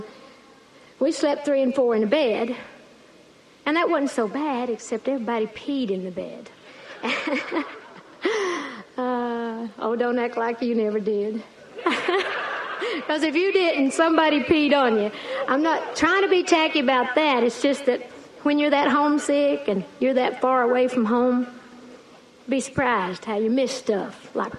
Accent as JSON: {"language": "English", "region": "Great Smoky Mountains of East Tennessee", "country": "United States", "tie": "born or raised there", "said": "I grew up in the Great Smoky Mountains of East Tennessee"}